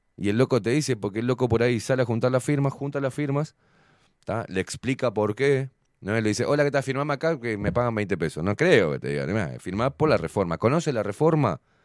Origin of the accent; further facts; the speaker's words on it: Argentina; now in Uruguay; soy uruguayo, me crié en Argentina.